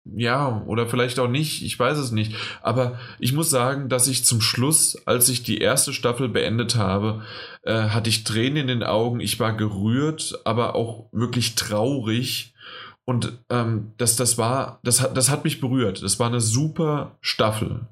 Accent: near Frankfurt, Hesse, Germany; ich komme ja aus der Nähe von Frankfurt

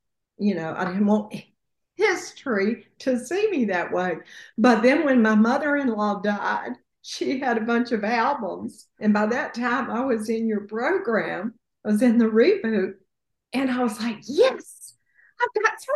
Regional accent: the South, United States; I'm from the South

